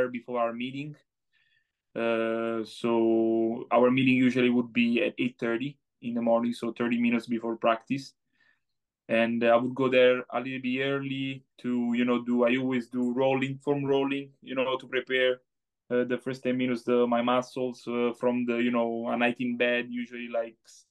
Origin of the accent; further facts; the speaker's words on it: Italy; now in United States; as we say in Italy